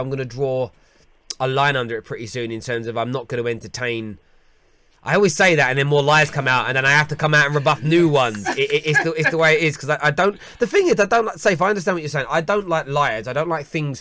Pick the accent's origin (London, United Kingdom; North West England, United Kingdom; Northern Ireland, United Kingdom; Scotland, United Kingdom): London, United Kingdom; growing up in the East End of London, the way people where I grew up were written about in newspapers